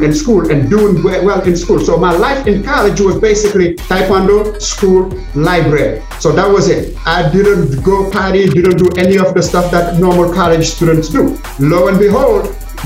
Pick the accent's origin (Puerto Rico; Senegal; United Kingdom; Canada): Senegal; moved away as an adult; now in United States; my home country of Senegal